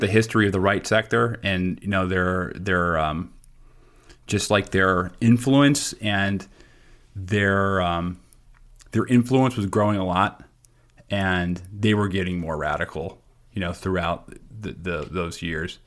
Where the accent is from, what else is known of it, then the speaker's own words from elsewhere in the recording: United States; I'm an American citizen. I'm very happy to be an American citizen.